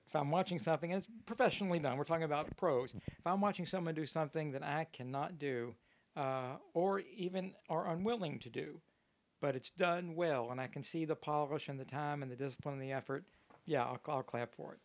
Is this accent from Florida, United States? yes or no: no; Louisville, Kentucky, United States; I grew up in Louisville, Kentucky, and thoroughbred racing is our major league sport.